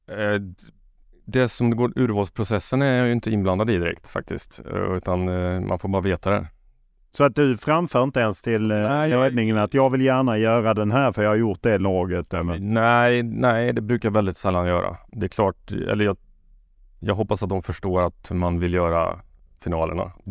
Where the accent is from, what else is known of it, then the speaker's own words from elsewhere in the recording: Karlstad, Värmland, Sweden; Jag är från Karlstad.